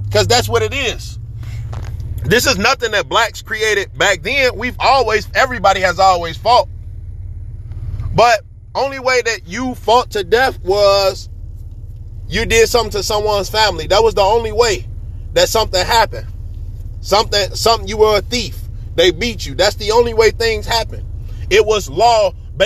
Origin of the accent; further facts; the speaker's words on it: Chicago, Illinois, United States; I'm a Chicago person. So, you know, I grew up in Humboldt Park. I grew up in K-Town